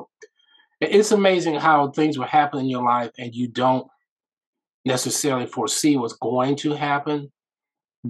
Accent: Omaha, Nebraska, United States; I am from Omaha, Nebraska

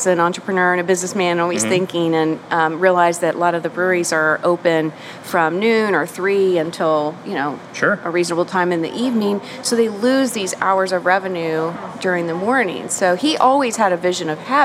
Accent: Norfolk, Virginia, United States; I'm from Ocean View. I've lived here my whole life.

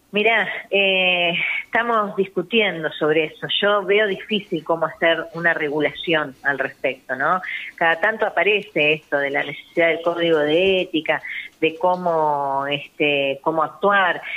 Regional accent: Argentina; todos los argentinos y las argentinas

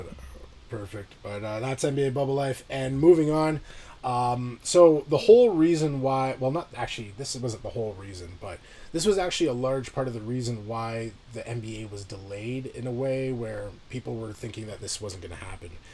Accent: Canada

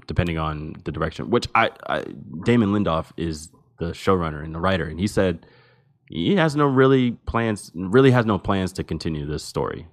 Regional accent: New Jersey, United States; I am from New Jersey, and I am from the state which has the highest rate of stolen vehicles in the nation

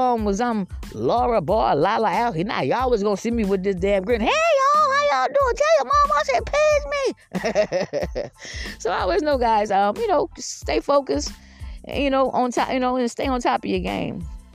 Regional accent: Georgetown, South Carolina, United States; also born or lived in Columbia, South Carolina / Lexington, South Carolina / Irmo, South Carolina; I'm from Georgetown, South Carolina, but I moved down here where I'm at now

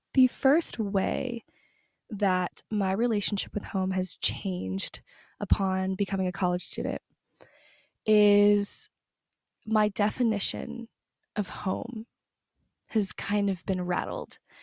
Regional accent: Southern US, United States; moved away as an adult; the place where I grew up in is in the South, Southern U S

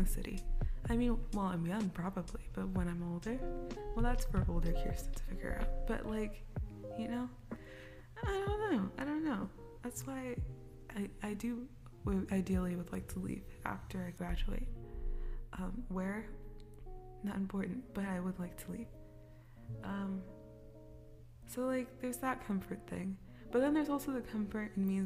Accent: Kansas, United States; moved away as an adult; now in Los Angeles, United States; I'm from Kansas, bro. I'm from the suburbs of Kansas

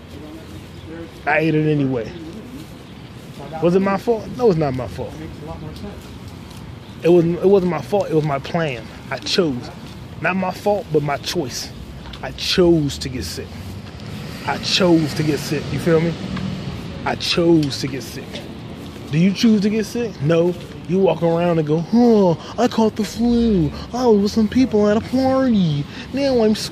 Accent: Virginia, United States; I'm from Virginia

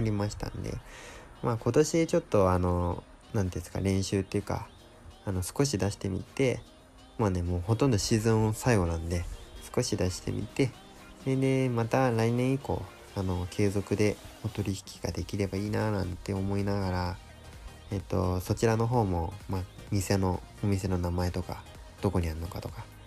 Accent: Saitama, Japan; now in Yamanashi, Japan; 自分の地元の方埼玉とか東京とかそっちの方

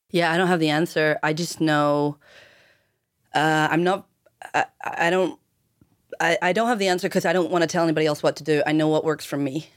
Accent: outside Belfast, Northern Ireland, United Kingdom; moved away as an adult; also born or lived in Cambridge / London / Oregon; growing up in Ireland

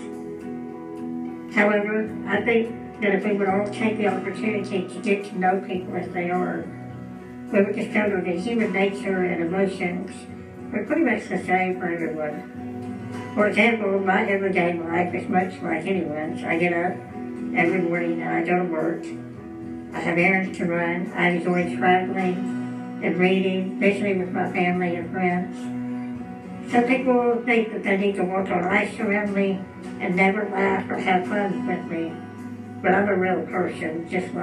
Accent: Dallas, Texas, United States; I grew up in Dallas, Texas

